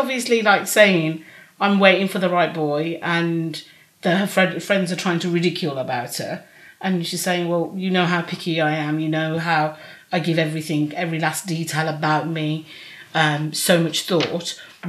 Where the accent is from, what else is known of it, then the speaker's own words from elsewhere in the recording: United States; accent: American; You know, it depends if you cut out my American accent.